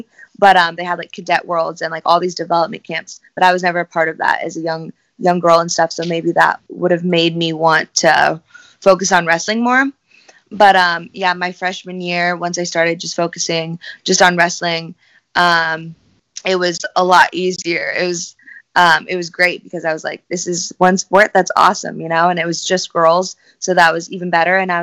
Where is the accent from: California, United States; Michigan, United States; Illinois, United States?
Illinois, United States; Southern; also born or lived in Bristol, Tennessee; I'm from Southern Illinois, so I kind of live close to Nashville, in that area